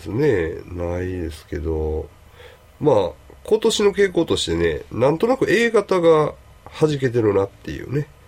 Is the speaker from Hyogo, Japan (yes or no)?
yes; Kobe, Hyogo, Japan